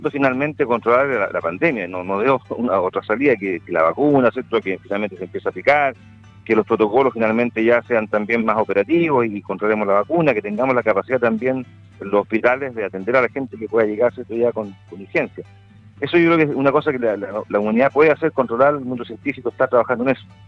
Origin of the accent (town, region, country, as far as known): Chile